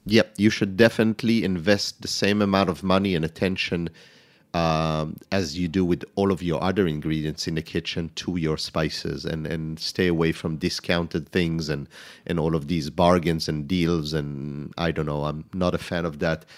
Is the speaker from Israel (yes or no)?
yes; Israel; moved away as an adult; also born or lived in France; now in New York City, United States; growing up in Israel, it's mainly fresh garlic